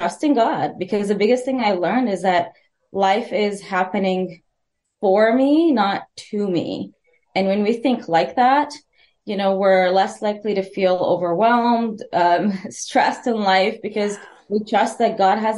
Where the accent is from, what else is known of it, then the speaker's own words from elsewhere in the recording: Edmonton, Alberta, Canada; I'm from Edmonton, Alberta